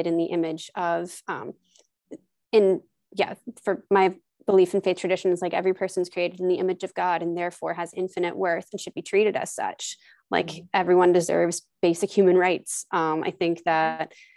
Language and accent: English; New Jersey, United States; also born or lived in Oklahoma / Missouri; I was born in Missouri and I grew up in Oklahoma until I was 9. And then we moved to New Jersey when I was 9, almost 10